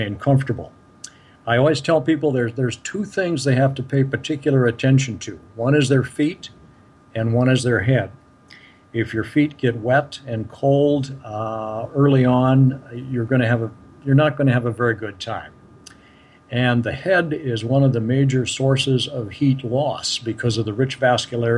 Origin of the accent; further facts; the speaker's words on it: Minnesota, United States; I'm from Minnesota